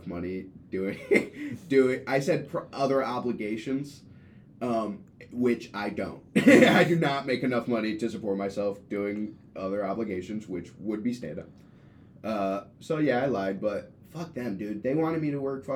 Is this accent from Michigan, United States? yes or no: yes; Grand Rapids, Michigan, United States; I grew up in Grand Rapids, but I moved there for, like, high school-y stuff